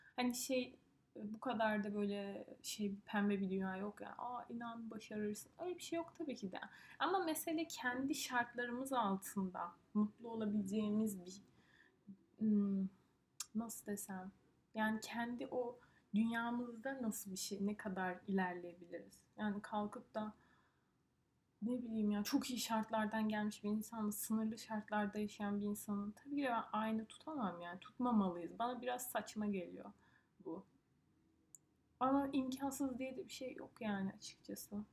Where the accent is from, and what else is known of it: Turkey; moved away as an adult; also born or lived in northern Italy; now in Italy